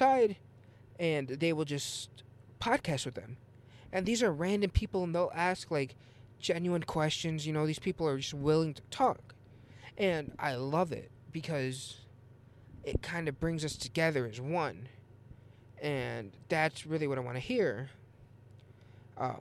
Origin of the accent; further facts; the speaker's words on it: Illinois, United States; I'm actually from Illinois